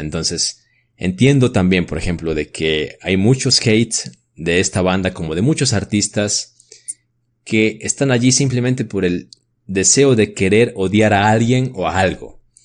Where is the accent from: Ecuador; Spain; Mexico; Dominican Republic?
Ecuador; como ecuatorianos